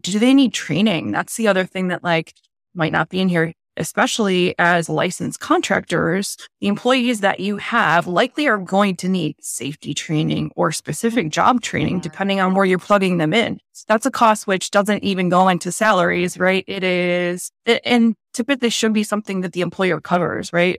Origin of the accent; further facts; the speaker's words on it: Northeast, United States; I am from the Northeast. I'm very direct